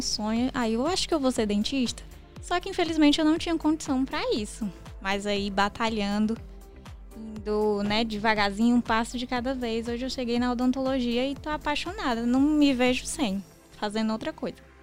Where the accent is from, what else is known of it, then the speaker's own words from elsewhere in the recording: interior of Ceará, Brazil; eu sou do interior aqui do Ceará